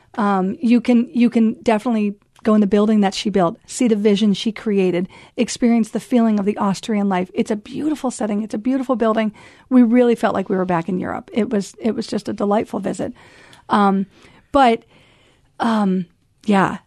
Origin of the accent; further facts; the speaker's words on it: United States; moved away as an adult; as an American